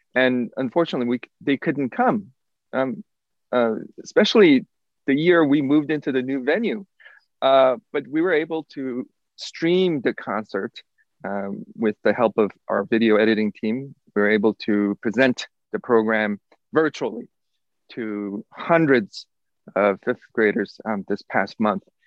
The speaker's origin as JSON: {"language": "English", "country": "South Korea", "moved": "yes", "lives_now": "Lubbock, United States", "said": "I am originally from South Korea."}